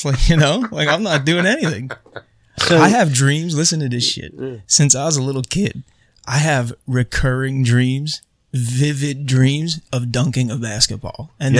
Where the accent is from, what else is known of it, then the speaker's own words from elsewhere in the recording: Long Island, New York, United States; also born or lived in Las Vegas, Nevada; now in Pennsylvania, United States; I was born in Vegas and raised in New York.